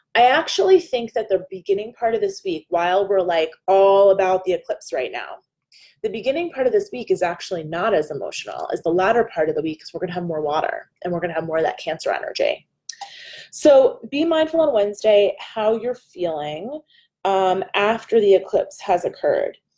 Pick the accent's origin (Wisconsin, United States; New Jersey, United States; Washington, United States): New Jersey, United States; I'm a girl from New Jersey